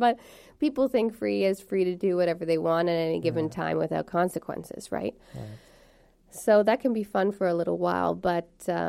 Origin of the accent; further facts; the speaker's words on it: Montreal, Quebec, Canada; moved away; also born or lived in Toronto / Ottawa; I'm actually from, born and raised in Montreal, and then we moved to Toronto. I went to university in Ottawa, though.